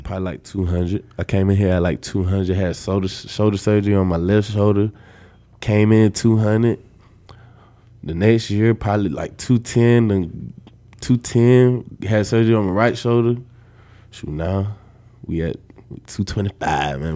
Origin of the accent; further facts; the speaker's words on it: Atlanta, Georgia, United States; moved away as an adult; now in Nebraska, United States; I'm from Atlanta, Georgia